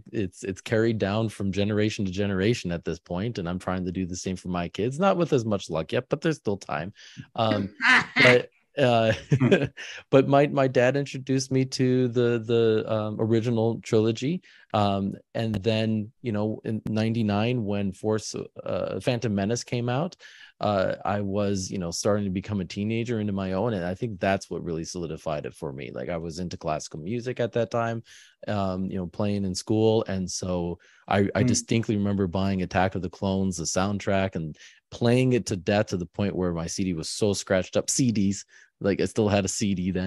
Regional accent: Michigan, United States; moved away as an adult; now in Philadelphia area, United States; I grew up in Michigan

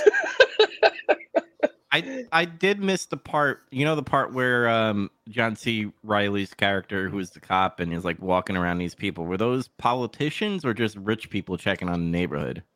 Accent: New York, United States; I'm from New York

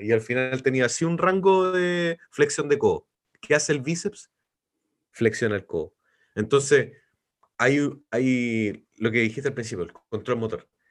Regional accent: Los Ángeles, Biobío, Chile; moved away as an adult; now in Concepción, Chile; soy de Los Ángeles, vivo en Concepción hace 20 años

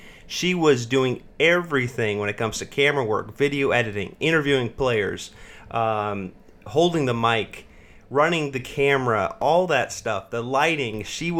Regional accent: California, United States; I'm from California

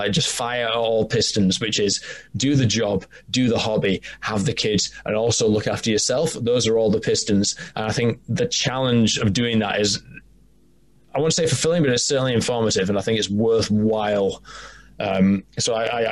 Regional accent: York, Yorkshire and the Humber, United Kingdom; accent: Northern; I'm from Old York.

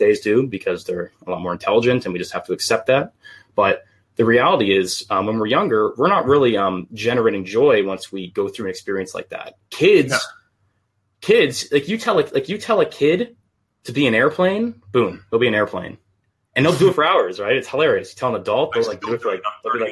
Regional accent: Canada; Half British, and then I'm just Canadian on the other half

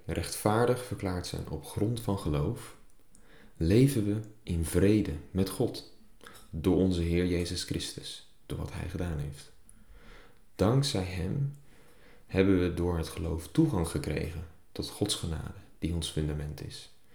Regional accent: Netherlands; als Nederlanders

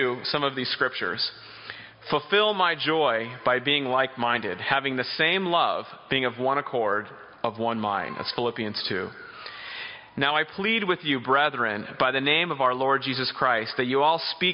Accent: Boston, Massachusetts, United States; I'm from Boston, Massachusetts

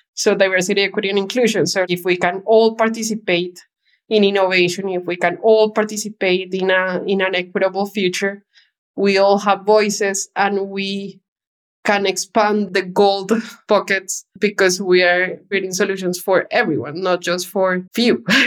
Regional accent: Bogota, Bogotá Capital District, Colombia; moved away; I was born in Bogota, Colombia, and lived in the outskirts of the city. So as a child, nature was a big part of my life.

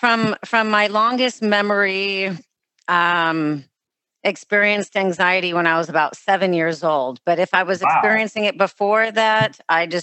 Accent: Los Angeles, California, United States; me growing up in Los Angeles

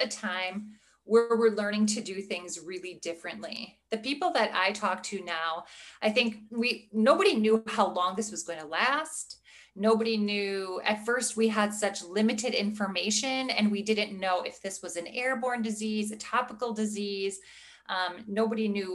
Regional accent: Midwest, United States; also born or lived in Milwaukee, Wisconsin; I am from the Midwest. I live in the Milwaukee, Wisconsin area

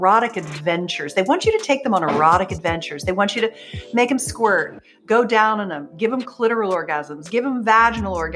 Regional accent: Pennsylvania, United States; I grew up in Pennsylvania.

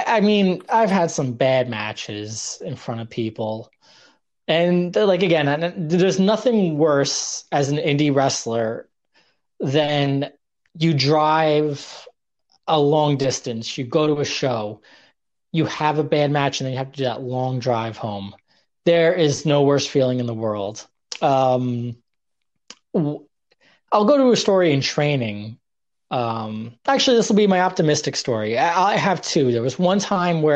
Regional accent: New York, United States; also born or lived in Oregon; growing up in New York

